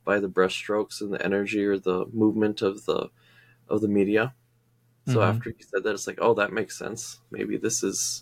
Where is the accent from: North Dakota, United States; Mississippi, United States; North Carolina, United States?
North Dakota, United States; Turtle Mountain Indian Reservation; I'm from the place that's where the little river that sings on the Turtle Mountain Indian Res.